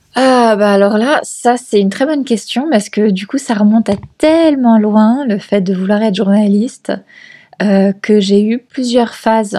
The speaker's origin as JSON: {"language": "French", "area": "Paris region", "region": "Île-de-France", "country": "France", "tie": "born or raised there", "moved": "as an adult", "lives_now": "Lima, Peru", "said": "je suis française. j'ai grandi en région parisienne"}